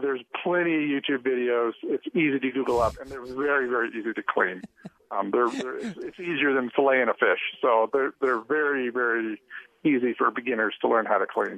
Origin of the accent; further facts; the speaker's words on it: Missouri, United States; now in Utah, United States; I grew up in Missouri, where frogging is a big deal in frog season